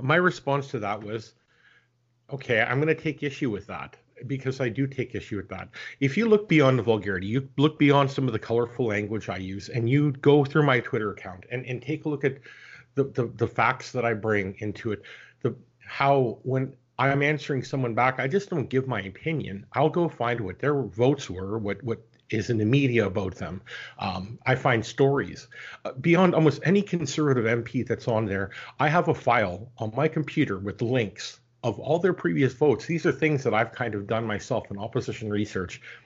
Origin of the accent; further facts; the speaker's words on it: Canada; as a Canadian citizen